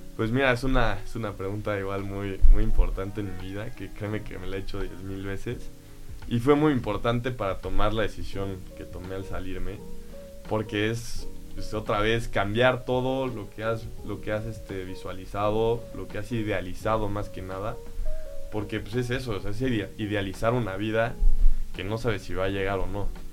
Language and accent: Spanish; Mexico City, Mexico; now in Querétaro, Mexico; yo nací en la Ciudad de México y pues desde chiquito este, empecé a jugar en los equipos del club